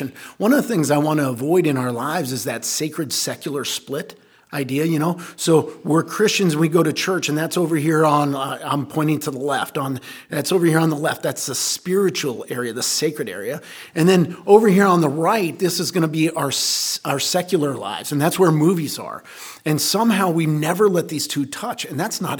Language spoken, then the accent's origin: English; Scotland, United Kingdom; I'm a Scot